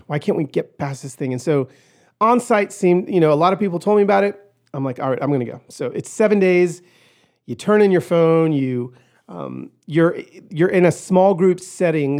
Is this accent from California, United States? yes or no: yes; Pico Rivera, California, United States; I was born in East L A, in Pico Rivera